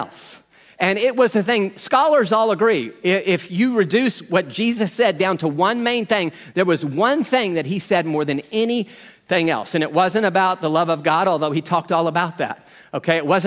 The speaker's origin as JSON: {"language": "English", "country": "United States", "said": "we're from America. We're, you know, a lot of us are 10. We've never lived under a king"}